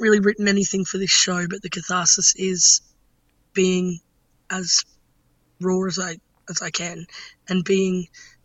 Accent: Brisbane, Queensland, Australia; I'm from Brisbane

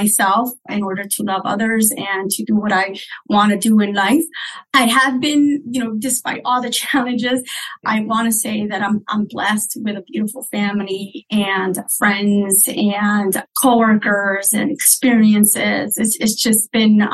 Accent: Hartford, Connecticut, United States; also born or lived in Puerto Rico / Springfield; I was born in Puerto Rico, and I grew up in Hartford

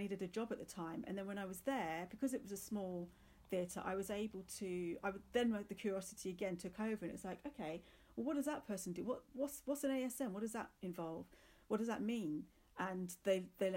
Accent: Luton, East of England, United Kingdom; moved away as an adult; also born or lived in London; we grew up in Luton. When I was came to an age that I could leave, I just wanted to move to London

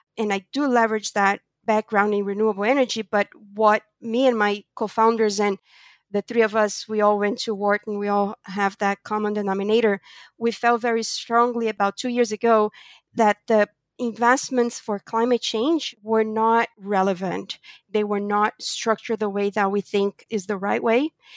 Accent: Brazil; moved away; also born or lived in United States / New York / Europe; I was born in Brazil from a Portuguese family.

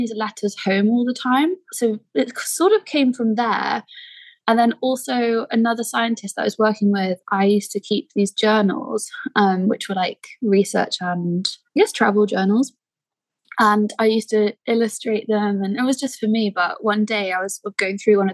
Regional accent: Pembrokeshire, West Wales, United Kingdom; now in Dresden, Germany; I grew up in Pembrokeshire in West Wales, which is a peninsula

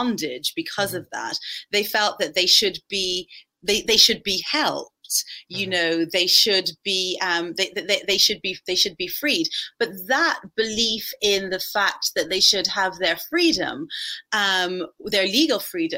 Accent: Ireland; I grew up, well, I'm Irish, and growing up in Ireland in the 1980s

